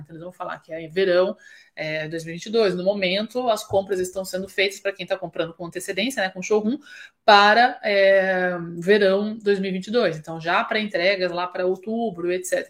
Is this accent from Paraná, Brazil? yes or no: yes; Curitiba, Paraná, Brazil; moved away as an adult; also born or lived in São Paulo / London / Belgium / Germany; Hoje eu moro no Brasil, estou falando com vocês aqui de Curitiba, minha cidade natal, mas morei em mais de seis países diferentes